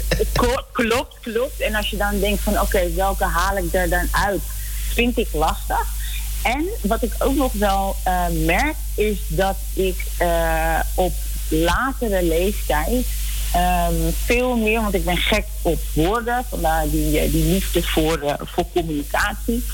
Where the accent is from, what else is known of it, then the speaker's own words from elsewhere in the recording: Netherlands; also born or lived in Nickerie, Suriname / Amsterdam; ik ben in Nederland opgegroeid